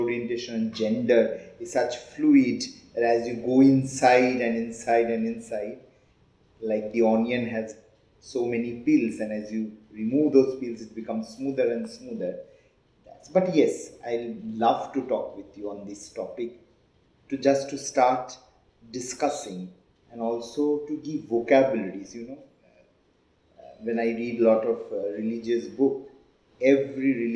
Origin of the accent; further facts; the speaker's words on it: West Bengal, India; accent: Bengali; English is a second language; moved away as an adult; also born or lived in Mumbai; I was born and brought up in West Bengal